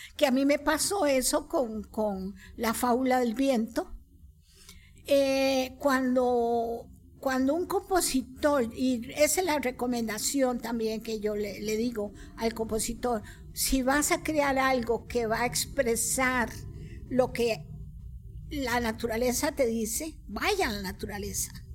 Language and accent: Spanish; Costa Rica; como costarricenses, criollos